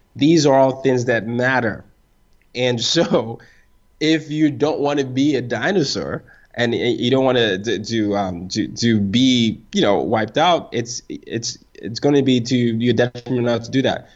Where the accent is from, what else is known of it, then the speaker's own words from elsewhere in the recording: Nigeria; I'm Nigerian.